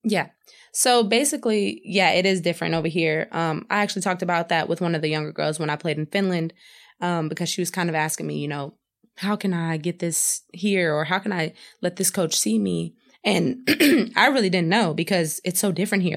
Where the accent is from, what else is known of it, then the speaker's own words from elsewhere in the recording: Madisonville, Texas, United States; moved away as an adult; also born or lived in Houston, Texas; now in Luleå, Sweden; in my hometown, Madisonville.